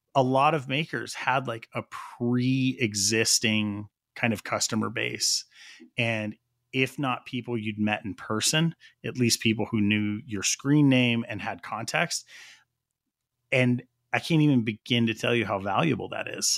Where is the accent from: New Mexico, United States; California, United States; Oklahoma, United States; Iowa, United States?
New Mexico, United States; We're both from New Mexico.